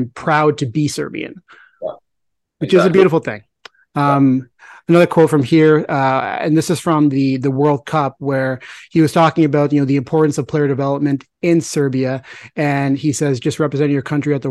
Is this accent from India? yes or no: yes; India; I'm Indian